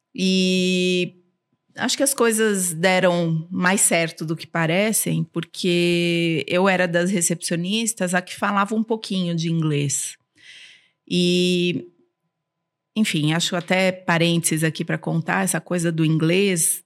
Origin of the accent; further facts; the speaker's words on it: São Paulo, Brazil; first language Armenian; Portuguese is a second language; e eu cresci na comunidade armênia aqui em São Paulo